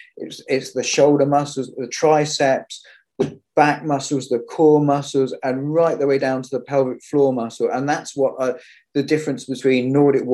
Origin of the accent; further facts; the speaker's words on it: Cornwall, South West England, United Kingdom; I grew up in Cornwall